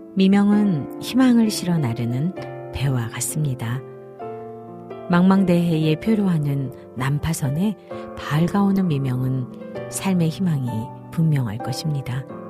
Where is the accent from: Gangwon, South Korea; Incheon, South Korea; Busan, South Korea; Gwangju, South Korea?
Gangwon, South Korea; Goseong; 제가 어려서 강원도 고성에서 자라면서